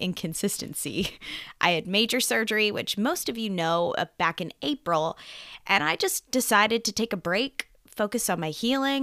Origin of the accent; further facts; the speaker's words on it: Lancaster, Pennsylvania, United States; also born or lived in Nashville, Tennessee; my hometown, yes. Lancaster, yes. Pennsylvania